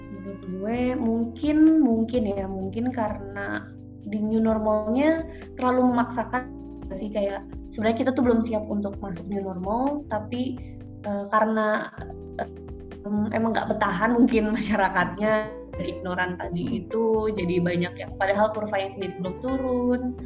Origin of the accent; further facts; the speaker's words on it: Bogor, West Java, Indonesia; also born or lived in Jakarta; gue dari Bogor, terus tapi kerja di Jakarta